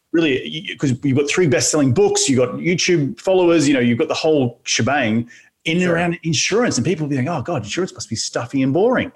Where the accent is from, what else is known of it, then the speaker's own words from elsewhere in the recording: Australia; moved away; my home in my home country of Australia